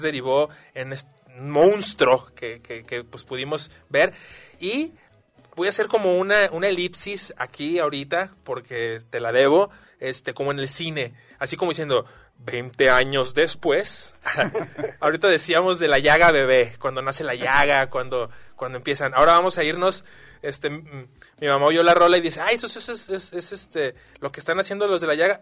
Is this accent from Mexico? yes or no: yes; Guadalajara, Jalisco, Mexico; los que somos tapatíos